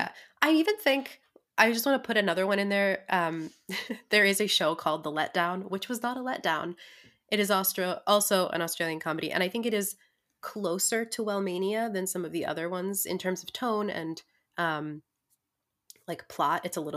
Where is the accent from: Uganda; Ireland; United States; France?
Ireland; I'm very Irish with that coupling of words